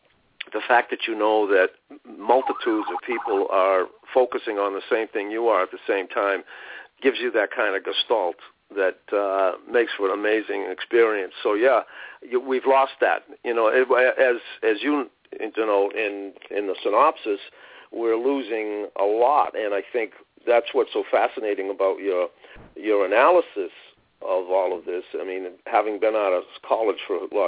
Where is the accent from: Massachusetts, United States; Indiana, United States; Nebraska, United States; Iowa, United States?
Massachusetts, United States; Boston; 6 or 7 years old growing up in Roxbury